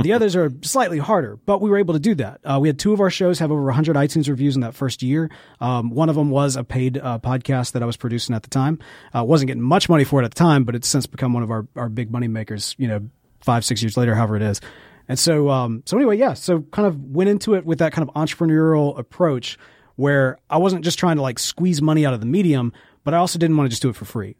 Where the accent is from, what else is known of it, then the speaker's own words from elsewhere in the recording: Jackson, Mississippi, United States; accent: Mississippi; also born or lived in Memphis; I was born and raised in Jackson, Mississippi, spent most of my life here